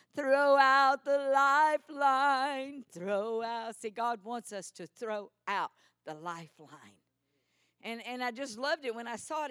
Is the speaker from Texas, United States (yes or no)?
yes; Texas, United States; accent: Texas; my Texas accent